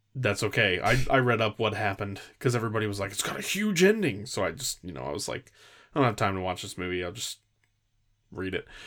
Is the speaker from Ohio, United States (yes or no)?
no; California, United States; I grew up in California